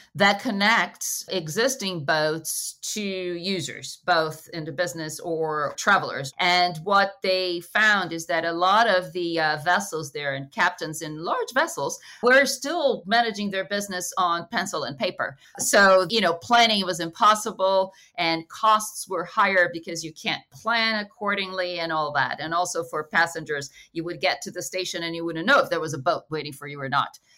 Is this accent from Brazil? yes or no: yes; Rio de Janeiro, Brazil; I am Brazilian, but I'm from Rio